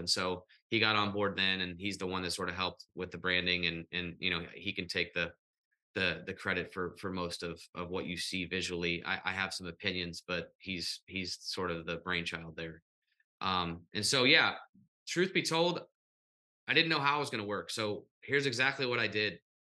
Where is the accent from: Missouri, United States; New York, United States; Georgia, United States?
Missouri, United States; St. Louis; I wish we had this in St. Louis. And Bartels was like, it is in St. Louis. I'm from North County.